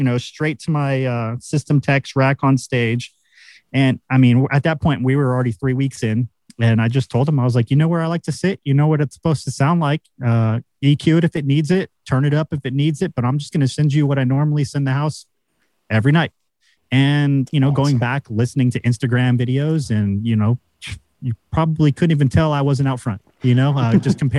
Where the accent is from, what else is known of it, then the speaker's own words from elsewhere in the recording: United States; we're the Americans.